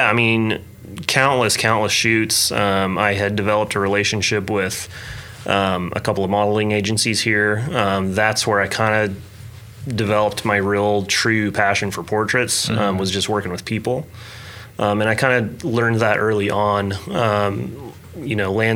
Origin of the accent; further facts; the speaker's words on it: Piedmont, Oklahoma, United States; also born or lived in Bethany, Oklahoma; Oklahoma is my home. I grew up here.